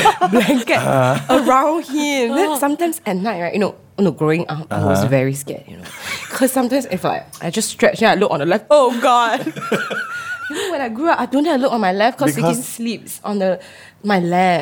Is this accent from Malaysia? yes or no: yes; Malaysia; I grew up in Malaysia.